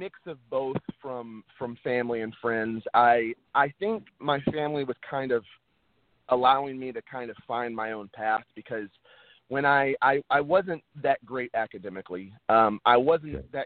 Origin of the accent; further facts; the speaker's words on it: Texas, United States; moved away as an adult; now in Los Angeles, United States; I was born and raised in Texas, and I lived there about 22, 23 years of my life before moving